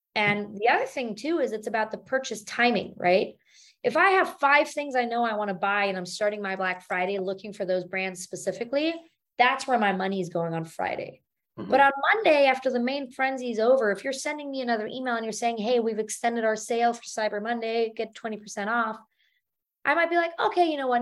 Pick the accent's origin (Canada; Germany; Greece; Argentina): Germany; moved away as an adult; now in United States; born and raised in Germany